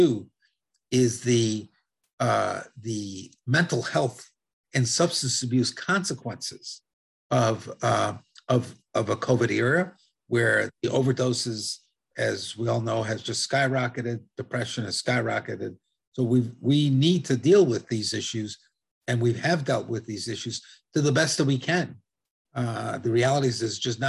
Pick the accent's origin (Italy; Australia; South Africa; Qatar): Italy; accent: Italian; now in United States; I speak Spanish fluently with an Italian accent. I was born in Italy